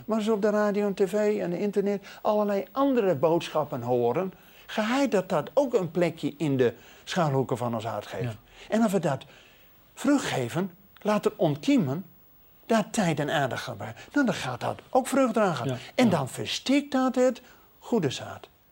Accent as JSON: {"language": "Dutch", "country": "Netherlands"}